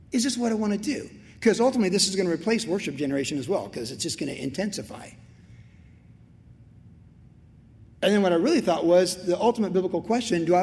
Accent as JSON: {"language": "English", "country": "United States", "said": "as an American"}